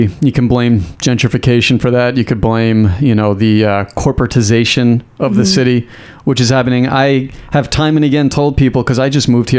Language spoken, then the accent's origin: English; New York, United States; now in Austin, United States; I grew up in New York.